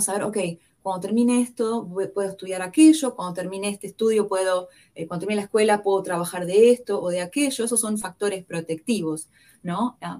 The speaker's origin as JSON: {"language": "Spanish", "region": "Buenos Aires", "country": "Argentina", "tie": "born or raised there", "accent": "porteño", "moved": "as an adult", "lives_now": "Kansas City, United States", "said": "como el acento me delata, que yo soy porteña. Ah, nací y crecí en Buenos Aires, Argentina"}